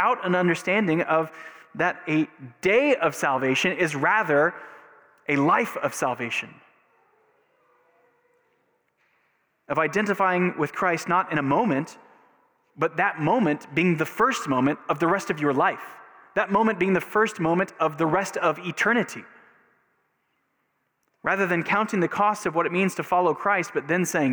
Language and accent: English; Texas, United States; growing up in Texas in the 80s or the 90s, like all good Texans have had a moment of baptism